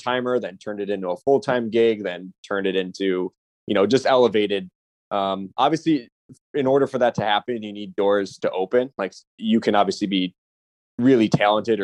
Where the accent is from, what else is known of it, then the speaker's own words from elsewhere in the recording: Chicago, Illinois, United States; I grew up in Chicago